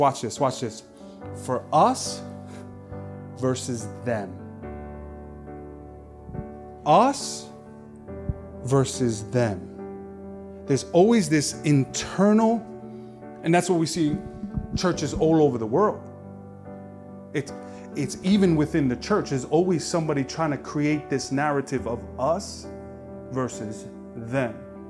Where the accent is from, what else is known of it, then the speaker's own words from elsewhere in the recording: Brooklyn, New York, United States; Oh, we from New York! But even within New York, there's division. Oh, I'm from Brooklyn.